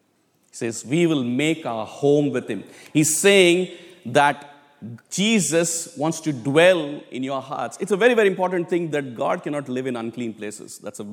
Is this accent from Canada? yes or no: no; India; moved away as an adult; but I grew up in India for 25 years. So I still call it back home, which I need to change it, by the way.